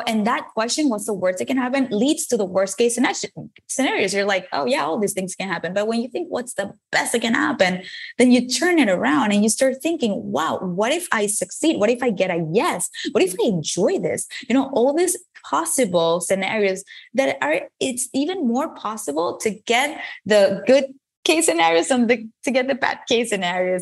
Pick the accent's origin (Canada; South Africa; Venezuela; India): Venezuela; English is a second language; moved away as an adult; now in United States; I moved from Venezuela, where I was born, to the United States to study a career in advertising.